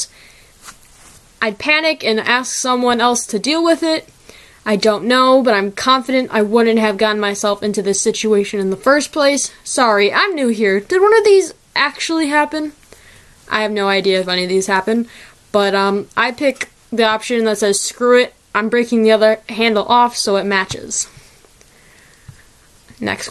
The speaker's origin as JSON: {"language": "English", "region": "Midwest", "country": "United States", "said": "I am from the Midwest"}